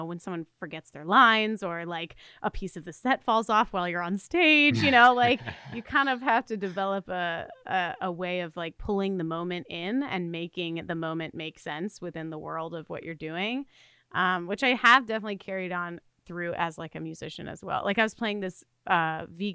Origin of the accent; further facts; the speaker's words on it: the South, United States; I am from the South